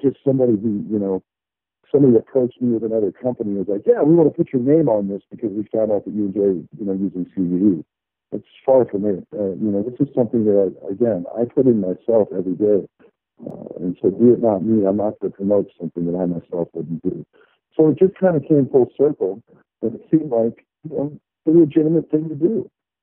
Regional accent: Colorado, United States; I grew up in Colorado

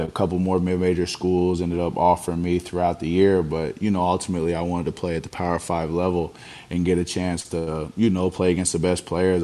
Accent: Richmond, Indiana, United States; I was raised by my great grandparents, so when I'm you know going around town and and things like that in a small town in Richmond, Indiana

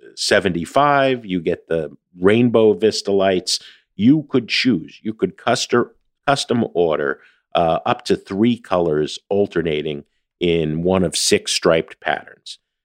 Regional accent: New Jersey, United States; I'm from Jersey

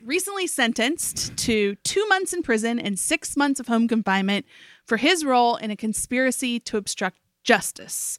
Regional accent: Beckley, West Virginia, United States; moved away; this is my hometown

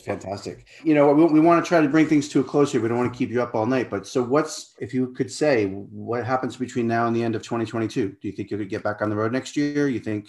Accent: Rhode Island, United States; I grew up in Rhode Island, tiny little town in Rhode Island.

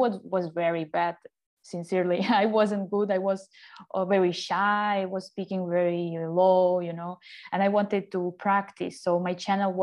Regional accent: Ukraine; English is a second language; moved away as an adult; now in Mexico; I'm from Ukraine originally, and my move to Mexico was almost 9 years ago

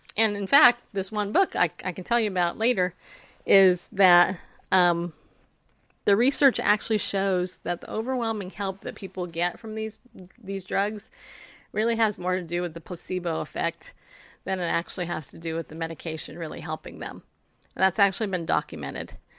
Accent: Riverside, California, United States; also born or lived in New York; I grew up in Southern California. I actually grew up in Riverside

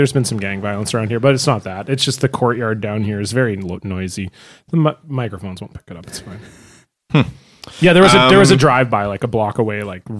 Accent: Toronto, Ontario, Canada; I'm actually from Toronto.

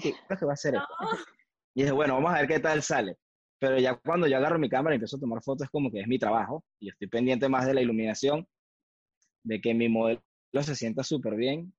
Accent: Valencia, Carabobo, Venezuela; now in Montreal, Canada; vengo de Valencia, Venezuela

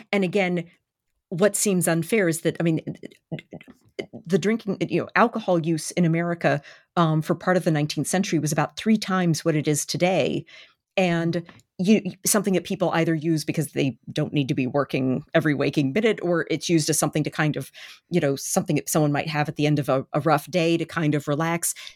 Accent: Baltimore, Maryland, United States; born or raised there

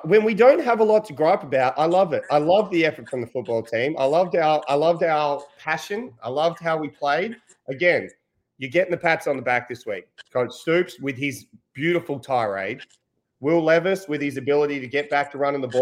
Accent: Australia; as an Australian

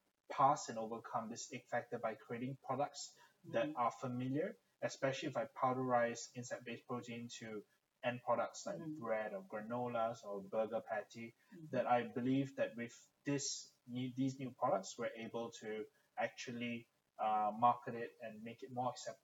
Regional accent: Malaysia; also born or lived in United Kingdom; growing up in Malaysia and the UK, consuming insect protein or insects on a whole is not something common of that I'm familiar with.

